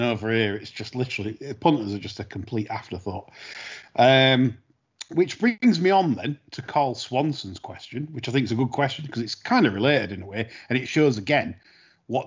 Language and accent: English; Sheffield, Yorkshire and the Humber, United Kingdom; my hometown Sheffield